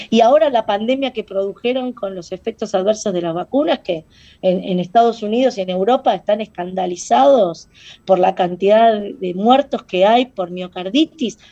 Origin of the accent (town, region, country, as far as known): Argentina